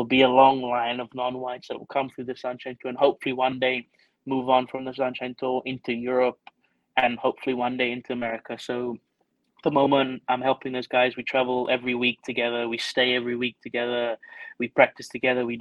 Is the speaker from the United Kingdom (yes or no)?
yes; England, United Kingdom; moved away as an adult; also born or lived in Stellenbosch, South Africa / Aberdeen, Scotland; now in South Africa; growing up in England as a junior and amateur, I was always the only non-white player there